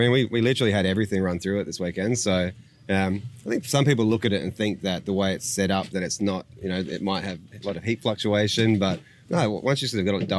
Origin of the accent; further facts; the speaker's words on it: Adelaide, South Australia, Australia; So we're from Adelaide